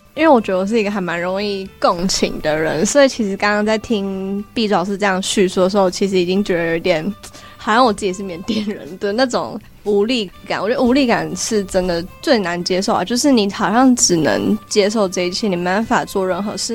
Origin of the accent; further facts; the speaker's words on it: Taiwan; 因为我是在台湾出生嘛，然后自己的，小时候也不会讲越南话，所以就会，自己的身份认同会觉得自己是台湾人